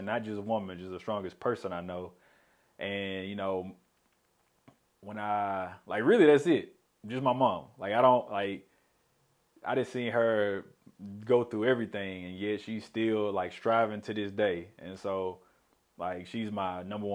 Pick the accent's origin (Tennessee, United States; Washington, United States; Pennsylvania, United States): Tennessee, United States; Memphis; moved away as an adult; now in Little Rock, United States; I'm originally from Memphis